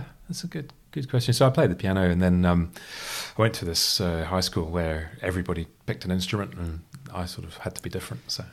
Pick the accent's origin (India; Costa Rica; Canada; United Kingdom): United Kingdom; also born or lived in Freetown, Sierra Leone; I grew up in the, the U K. You can tell from the accent